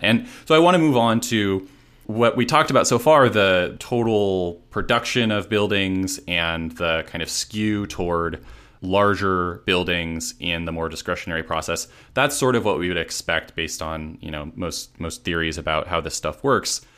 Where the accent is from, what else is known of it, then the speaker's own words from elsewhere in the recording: Seattle, Washington, United States; moved away as an adult; now in Los Angeles, United States; I'm actually from Seattle or the Seattle area, and I lived in Seattle proper for a while before coming to Los Angeles